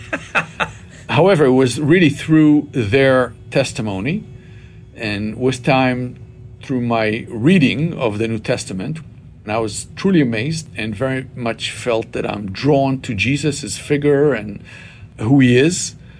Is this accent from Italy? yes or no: no; Israel; moved away; I was born and raised in Israel to uh, what we would call here a traditional Jewish family